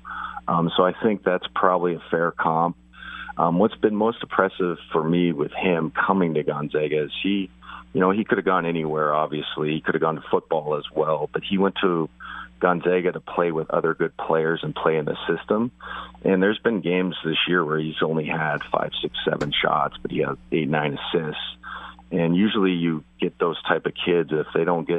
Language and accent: English; Spokane, Washington, United States; I was from Spokane.